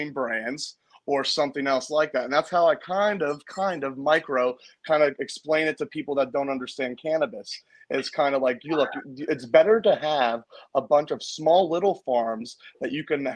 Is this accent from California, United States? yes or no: no; Pittsburgh, Pennsylvania, United States; moved away as an adult; now in Maine, United States; I'm originally from Pittsburgh.